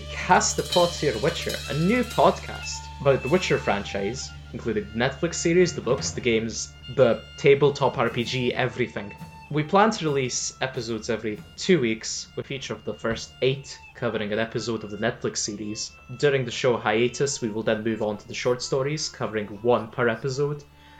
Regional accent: Lithuania; now in Scotland, United Kingdom; I am a history and politics grad who lives in Scotland, but was born in Lithuania.

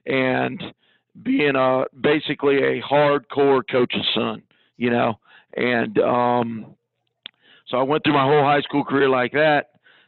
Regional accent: Iowa, United States; now in Georgia, United States; I was born and raised in Iowa, okay? So I'm Midwestern, grew up there my whole life.

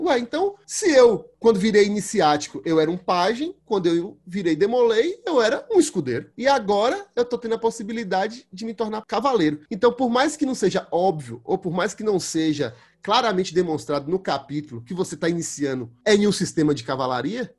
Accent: Brumado, Bahia, Brazil; sou do interior da Bahia, sou de Brumado, interior da Bahia

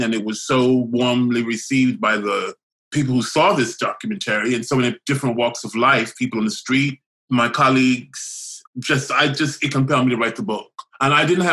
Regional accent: the South, United States; moved away; when I was growing up in the South

